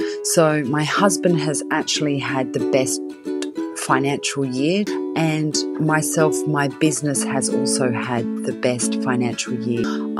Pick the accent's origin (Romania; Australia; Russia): Australia; moved away as an adult; now in Surrey, United Kingdom; I live in Surrey. I moved to England from Australia 10 years ago.